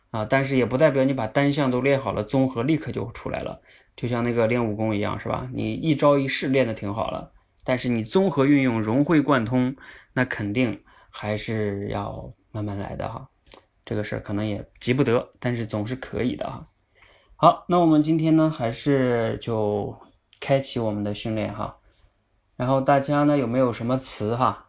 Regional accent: Northeast China, China; moved away; 我从我的老家东北，今天坐了几个小时车

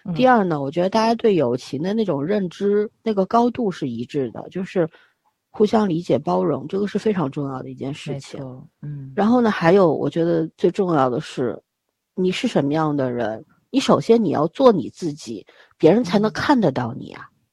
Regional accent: Beijing, China; moved away; 我小时候在北京长大的

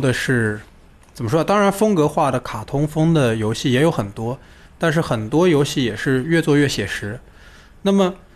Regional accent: China; 我们中国人非常自豪的

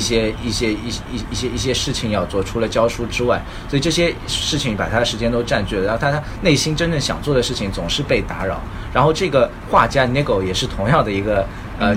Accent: China

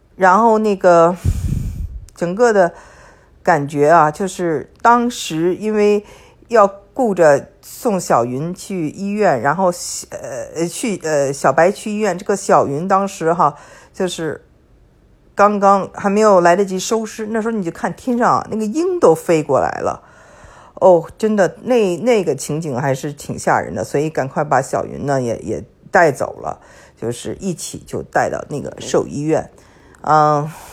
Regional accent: Beijing, China; also born or lived in California; now in Texas, United States; 我呢是在北京长大的，英文叫做 city girl， 就是成事姑娘

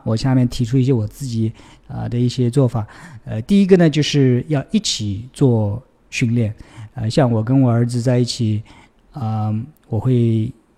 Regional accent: China; now in United States; 我出生在中国，所以乒乓球基础还可以

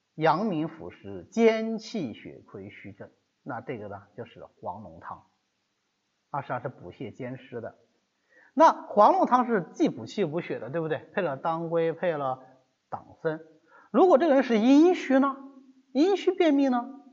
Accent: China; 我们中国人的一个习惯

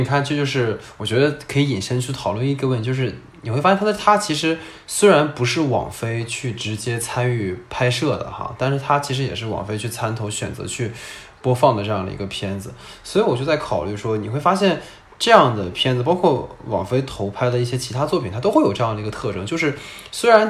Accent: China; 中国人因为家国是一体的，我们中国人就是牺牲小家为大家，然后我们所以能做到。

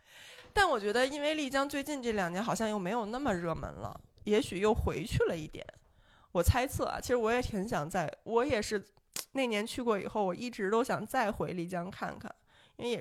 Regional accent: Beijing, China; 我当年十几岁的时候，真的有点不太喜欢北京了，因为我在北京找不到家乡的感觉。

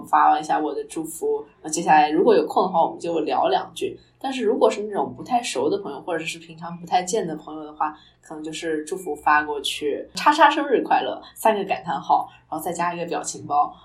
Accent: Northeast China, China; 我是东北人嘛，然后要吃煮鸡蛋，就是长寿面

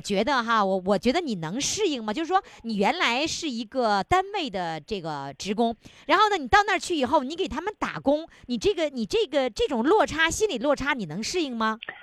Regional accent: Northeast China, China; accent: Northeastern dialect; 我们东北话

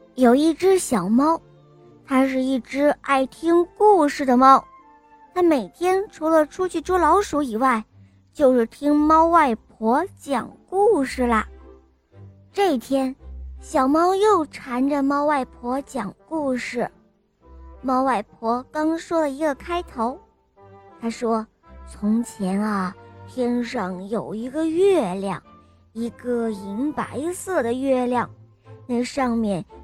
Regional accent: Shenyang, Liaoning, China; 我五岁了，我来自沈阳

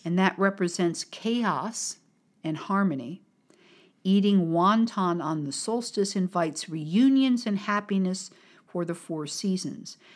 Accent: United States; from America

